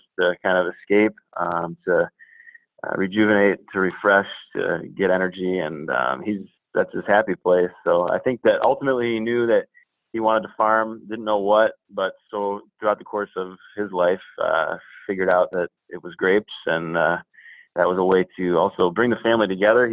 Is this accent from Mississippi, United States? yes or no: no; Ann Arbor, Michigan, United States; moved away as an adult; also born or lived in Ohio / Barrington / Abu Dhabi; I'm from Ann Arbor, Michigan, born and raised.